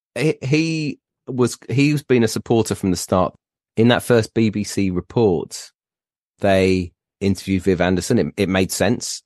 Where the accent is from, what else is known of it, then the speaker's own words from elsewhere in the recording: Plymouth, South West England, United Kingdom; when I was growing up in Plymouth and going to watch Argyle